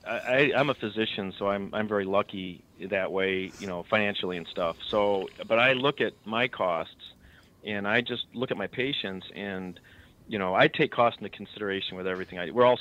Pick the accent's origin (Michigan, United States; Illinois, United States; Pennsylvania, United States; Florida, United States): Illinois, United States; Chicago; I'm from Chicago. There's a thing called a blanket party in Chicago where you don't like someone, you throw a blanket over them, everybody hits them with sticks and stuff.